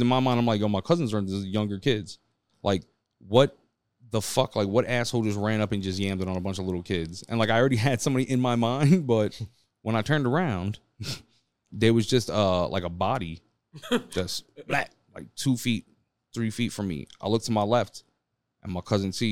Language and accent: English; New York City, New York, United States; I'm from Midtown Manhattan.